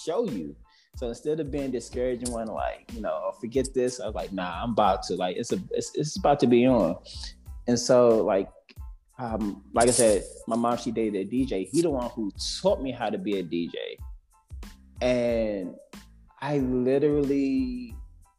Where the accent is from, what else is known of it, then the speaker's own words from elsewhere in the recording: Washington, District of Columbia, United States; I am currently from Washington, D.C.